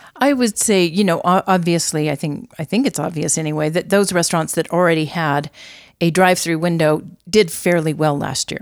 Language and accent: English; Albuquerque, New Mexico, United States; also born or lived in Santa Fe, New Mexico / Las Cruces, New Mexico; I was born in Santa Fe, raised in Albuquerque. I am a native.